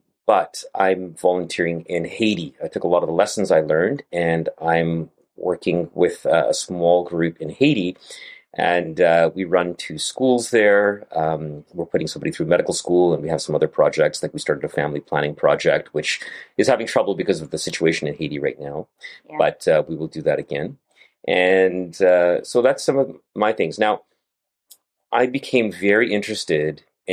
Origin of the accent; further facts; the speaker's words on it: Canada; I live in Canada and grew up in Canada and trained in Canada